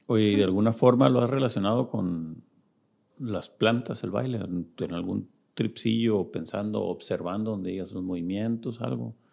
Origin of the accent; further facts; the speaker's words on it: Culiacán, Sinaloa, Mexico; somos de Culiacán